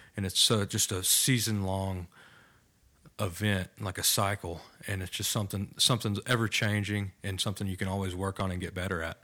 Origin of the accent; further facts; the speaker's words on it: Bridgeport, Texas, United States; I am thirty-two years old from, uh, Bridgeport, Texas, small town about an hour